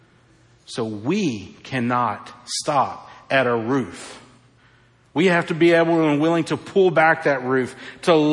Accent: North Carolina, United States; I'm from North Carolina, God's country

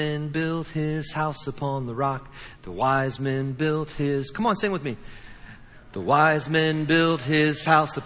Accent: Midwest, United States; moved away; I was from the Midwest

